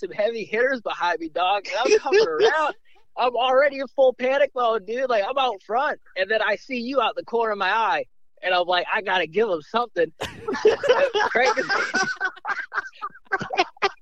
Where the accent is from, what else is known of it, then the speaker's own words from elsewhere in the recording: Northeast, United States; moved away; I'm from the Northeast